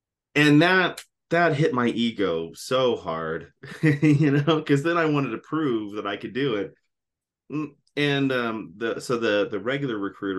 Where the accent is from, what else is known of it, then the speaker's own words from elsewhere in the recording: Texas, United States; accent: military accent; In fact, a lot of times when I tell people I'm from Texas, they say, "Well, you don't really have an accent." And I said, "Well, that's because I grew up with the military accent."